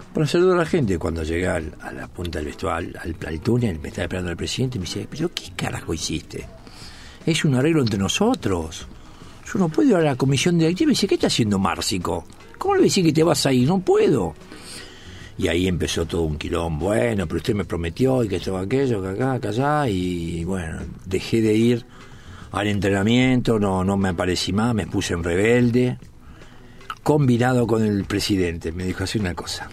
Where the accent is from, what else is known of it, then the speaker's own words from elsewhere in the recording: Buenos Aires, Argentina; also born or lived in Corrientes; me crié en Bransen y Montes de Oca. O sea, siete, ocho cuadras de la cancha de boca